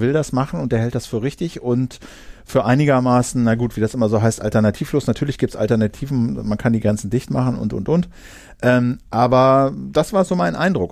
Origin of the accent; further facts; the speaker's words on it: Uelzen district, Lower Saxony, Germany; im Landkreis Uelzen, da wo ich halt zur Schule gegangen bin